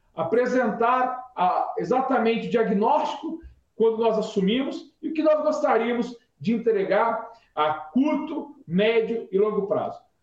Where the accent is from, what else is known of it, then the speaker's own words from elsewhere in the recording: Nova Granada, São Paulo, Brazil; moved away as an adult; also born or lived in São José do Rio Preto; now in São Paulo, Brazil; Vim do interior de São Paulo, vim de Nova Granada, um pequeno município do interior noroeste paulista